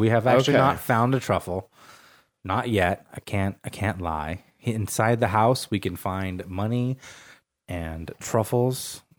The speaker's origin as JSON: {"language": "English", "town": "Portland", "region": "Oregon", "country": "United States", "said": "I'm from Portland"}